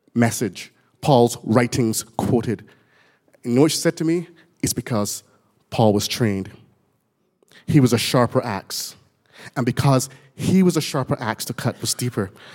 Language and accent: English; Barbados; moved away; I was born in Barbados, as you can tell when I get excited. My words don't sound quite intelligible anymore